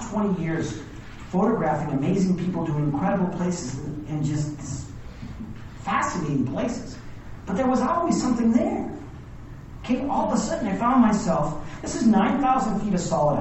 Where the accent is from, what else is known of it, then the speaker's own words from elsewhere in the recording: Hawaii, United States; now in Lake Tahoe, United States; I was born and raised in Hawaii